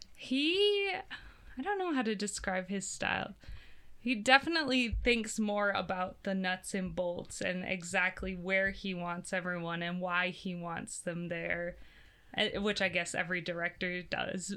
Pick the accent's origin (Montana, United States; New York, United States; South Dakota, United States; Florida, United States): South Dakota, United States; Brandon; I grew up out in Brandon